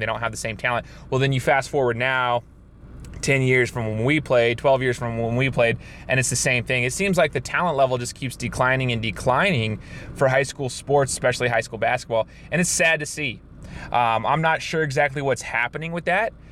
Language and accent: English; Southern Idaho, United States; right next to my hometown